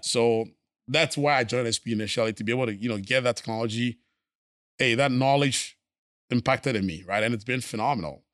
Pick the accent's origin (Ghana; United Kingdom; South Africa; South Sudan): Ghana; moved away as an adult; also born or lived in Missouri / Minnesota / New York; now in Houston, United States; born and raised in Ghana